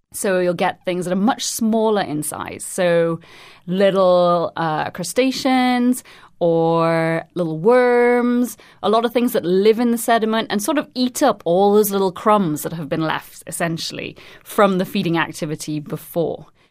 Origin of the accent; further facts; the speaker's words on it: Trinidad & Tobago; now in London, United Kingdom; I'm originally from Trinidad and Tobago, but I'm currently based at the Natural History Museum in London